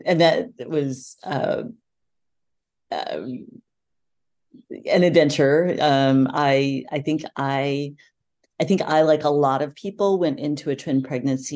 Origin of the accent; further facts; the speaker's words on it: Santa Barbara, California, United States; moved away as an adult; now in Boston, United States; we had actually moved to my hometown, Santa Barbara